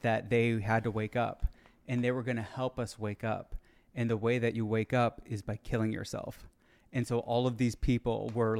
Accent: Michigan, United States

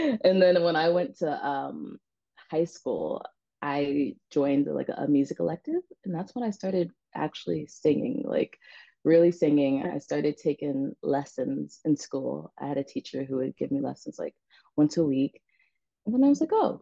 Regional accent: New York City, New York, United States; also born or lived in New Jersey; Born and raised in Brooklyn

